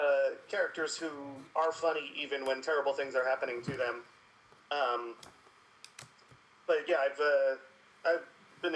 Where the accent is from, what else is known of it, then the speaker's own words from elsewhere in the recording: South Florida, United States; moved away as an adult; now in New York, United States; I grew up in South Florida